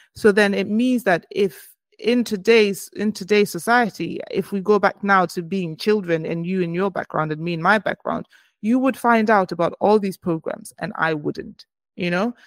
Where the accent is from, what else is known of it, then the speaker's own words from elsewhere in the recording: Botswana; I am from Botswana in Africa